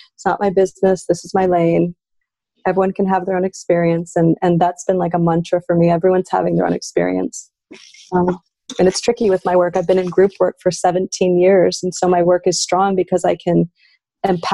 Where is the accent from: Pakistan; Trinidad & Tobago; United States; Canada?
Canada; as a Canadian